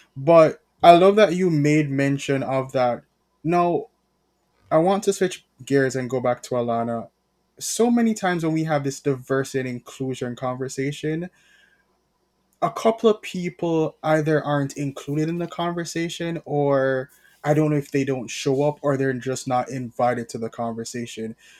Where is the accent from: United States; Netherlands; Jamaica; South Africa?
Jamaica; as a Jamaican